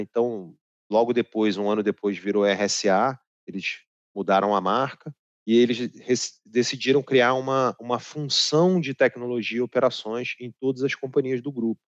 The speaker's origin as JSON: {"language": "Portuguese", "region": "Rio de Janeiro", "country": "Brazil", "said": "Morar no Rio é uma delícia, né? Eu sou carioca, não sou carioca da Gema, porque o carioca da Gema é filho de pai e mãe cariocas"}